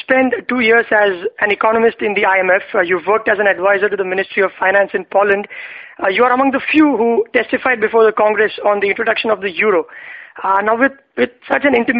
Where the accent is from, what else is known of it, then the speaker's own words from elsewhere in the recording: India; as an Indian who's sitting miles away from the U.S.